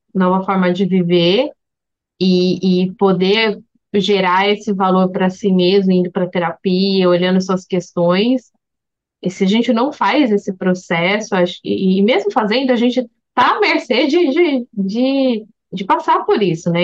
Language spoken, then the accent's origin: Portuguese; Brazil; como brasileira misturada